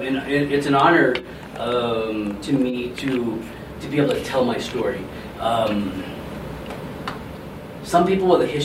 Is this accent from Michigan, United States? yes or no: no; California, United States; moved away as an adult; also born or lived in Las Vegas, Nevada; now in Colorado, United States; I grew up in Colorado until I was 7, and then we moved away. My mom and I moved away to California.